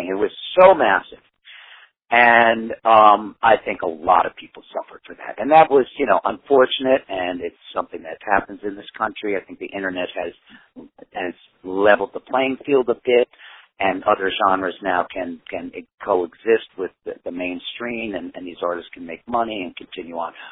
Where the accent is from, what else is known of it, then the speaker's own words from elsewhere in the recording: United States; I didn't know any Spanish musicians, and, I, and I'm an American artist, so a Spanish band would, you know, didn't have as much cachet for me there. I'm an American artist, so they want to see me with an American band.